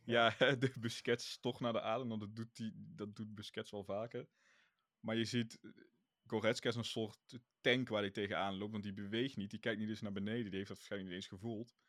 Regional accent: Netherlands; als Nederlanders

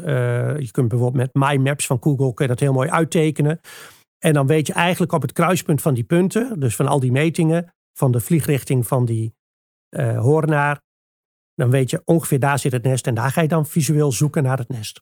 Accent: Achterhoek, Gelderland, Netherlands; bij ons in de Achterhoek

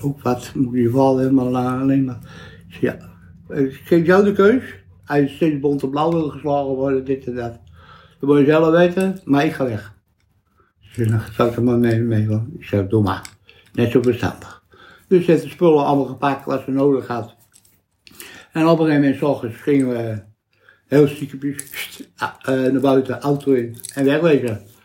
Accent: Vreeswijk, Utrecht, Netherlands; also born or lived in IJsselstein; Ik ben in IJsselstein geboren. In het ziekenhuis, twee, drie dagen in het ziekenhuis geweest. En daarna ben ik naar, eerst Vreeswijk geweest

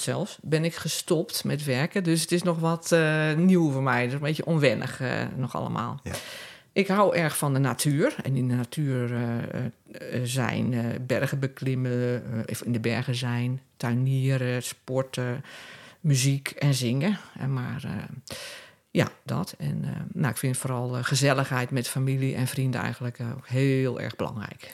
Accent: Vlaardingen, South Holland, Netherlands; moved away as an adult; also born or lived in Amsterdam; now in Castricum, Netherlands; ik ben opgegroeid in Rijnmond, in de stad Vlaardingen

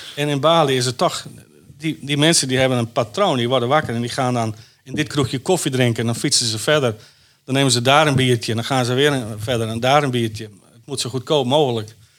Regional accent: Wijtgaard, Friesland, Netherlands; moved away; also born or lived in Jakarta; Ik kom uit Wijdgaard, een dorpje, maar Grauw is er vlakbij.

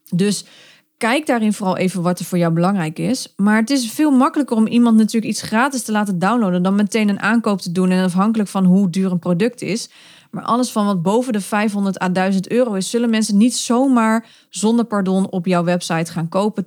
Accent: Netherlands; we zijn Nederlanders of Belgen

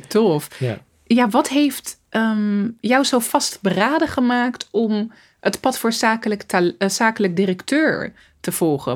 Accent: Zoetermeer, South Holland, Netherlands; moved away as an adult; also born or lived in Rotterdam; Ik ben opgegroeid in Soetermeer, in een hele witte wijk

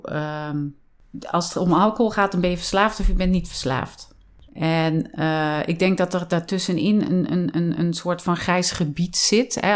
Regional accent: Vught, North Brabant, Netherlands; also born or lived in Wijk en Aalburg; now in Drunen, Netherlands; Ik ben opgegroeid in Vught

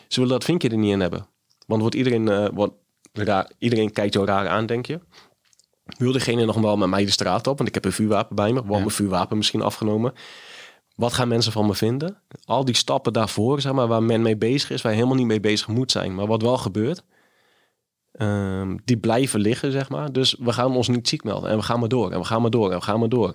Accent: Groningen, Netherlands; moved away; also born or lived in Haarlem; Ik kom uit Groningen en woonde uiteindelijk in Haarlem

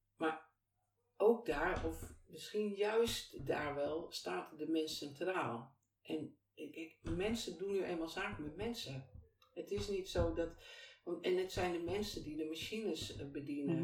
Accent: Deventer, Overijssel, Netherlands; moved away as an adult; also born or lived in Twello / IJsselmuiden; now in Kampen, Netherlands; ik ben geboren en getogen in Deventer. En ongeveer op mijn uh, zevende, e naar Twello verhuisd. En vanuit Twello ben ik op mijn achttiende weer naar Deventer gegaan

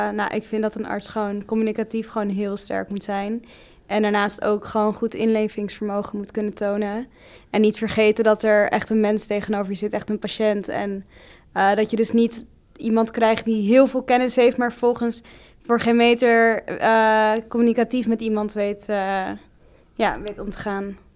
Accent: Amsterdam, North Holland, Netherlands; ik ben 19 jaar, eh, Ik kom ook uit Amsterdam

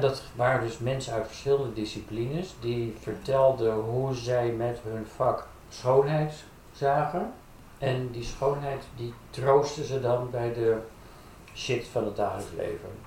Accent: Haarlem, North Holland, Netherlands; ik kom oorspronkelijk uit Haarlem. Daar ben ik opgegroeid.

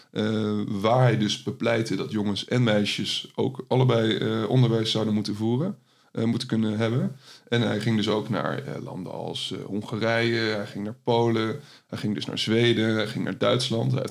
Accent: Netherlands; wij ook als Europeanen en als, als Nederlander

